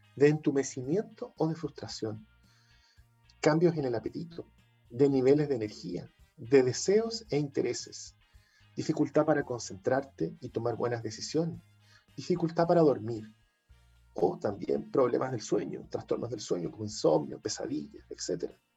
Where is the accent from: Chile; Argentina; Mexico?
Chile; somos los chilenos